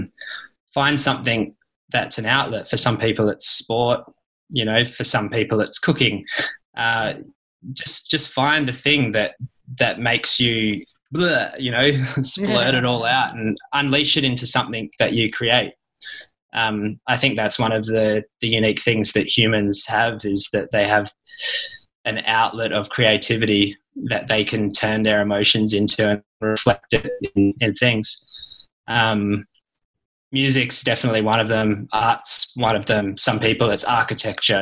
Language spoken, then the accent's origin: English; Tom Price, Western Australia, Australia; also born or lived in Perth; I'm from an even smaller place than Perth. I was born up in Tom Price, which is a tiny town in the north